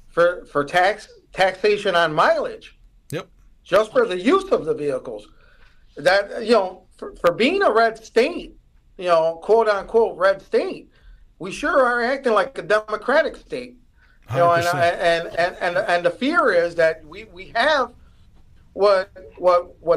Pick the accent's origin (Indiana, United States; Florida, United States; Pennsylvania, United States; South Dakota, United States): Indiana, United States; 1st District; I'm from Indiana, the first district